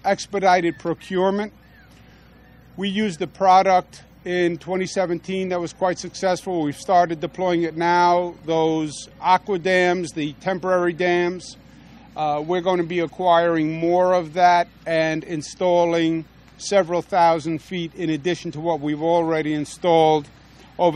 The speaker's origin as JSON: {"language": "English", "region": "New York", "country": "United States", "said": "as a New Yorker, and I represent the people of New York"}